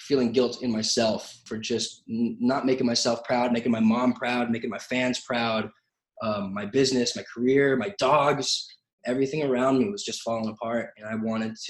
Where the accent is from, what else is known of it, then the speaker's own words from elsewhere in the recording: Santa Clarita, California, United States; I grew up in Santa Clarita, which is a small town.